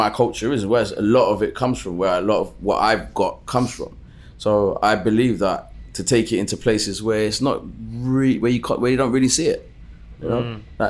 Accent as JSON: {"language": "English", "region": "London", "country": "United Kingdom", "also_born_or_lived": "Brixton", "said": "I'm from South London, so my people from South always said to me"}